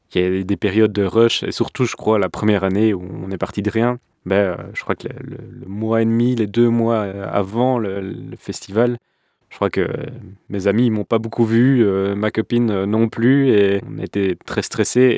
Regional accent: Brussels, Brussels-Capital Region, Belgium; Je suis né à Bruxelles et j'ai grandi à Bruxelles.

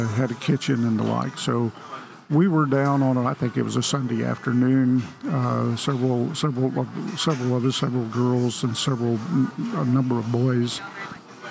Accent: Sayre, Oklahoma, United States; the little town I grew up in Sayre, Oklahoma, in the 1950s

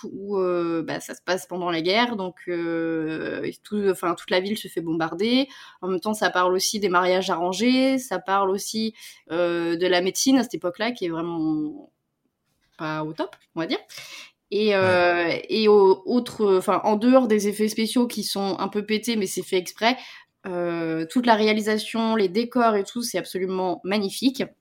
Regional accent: Spain; accent: Spanish; comme moi, j'ai un accent espagnol, quoi.

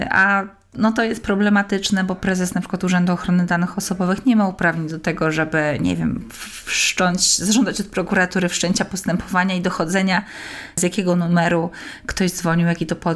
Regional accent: Kraków, Lesser Poland, Poland; I pani powiedziała, że w Warszawie, ale jestem z Krakowa.

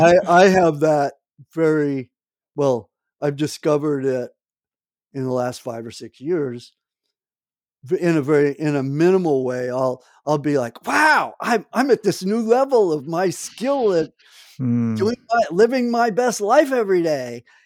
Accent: New Jersey, United States; I grew up 20 miles in New Jersey from New York, and worked in Wall Street in my summer jobs when I was in a teenager.

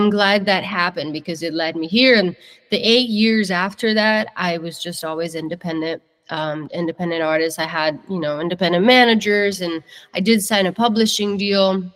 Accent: northern Italy, Italy; English is a second language; moved away as an adult; also born or lived in Germany; now in Nashville, United States; I grew up in Italy. I'm born and raised Italian

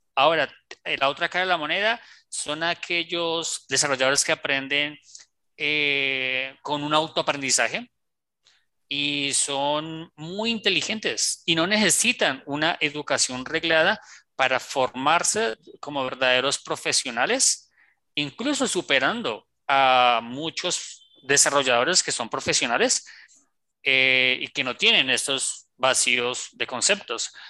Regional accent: Colombia; also born or lived in Bogotá; como decimos aquí en Colombia

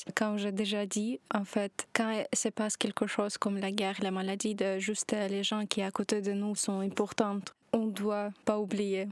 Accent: Kyiv, Ukraine; French is a second language; moved away as an adult; now in Belgium; je suis arrivée de Kiev

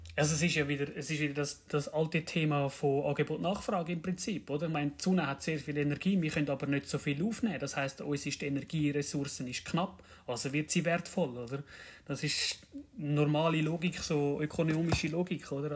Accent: Zurich, Switzerland; komme aus dem schönen Kanton Zürich

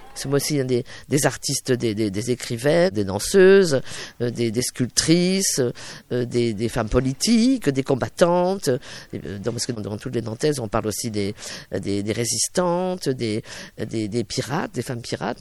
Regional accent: Brittany, France; je suis bretonne

